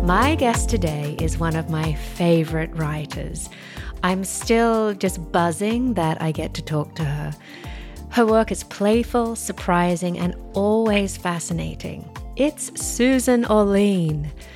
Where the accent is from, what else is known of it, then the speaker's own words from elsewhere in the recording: Australia; growing up in Australia